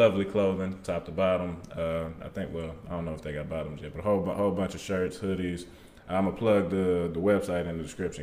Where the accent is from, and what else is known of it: Fayetteville, United States; born or raised there